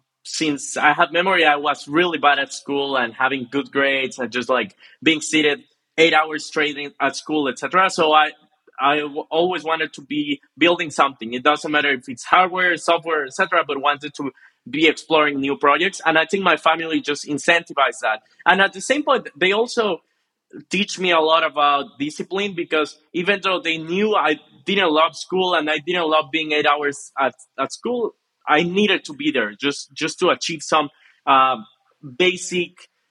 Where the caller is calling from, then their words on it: Monterrey, Nuevo León, Mexico; I'm joining from Monterrey in Mexico, northeast part of Mexico.